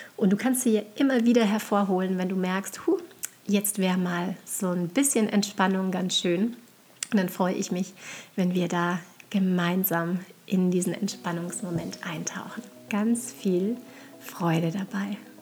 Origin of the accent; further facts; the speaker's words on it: St. Johann in Tirol, Tyrol, Austria; now in Upper Franconia, Germany; meiner Heimatregion St. Johann in Tirol